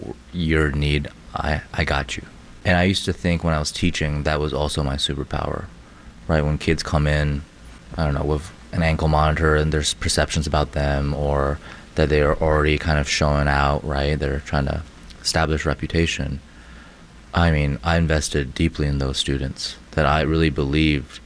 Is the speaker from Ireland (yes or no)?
no; China; now in Chicago, United States; I was born in China, raised by amazing women in my life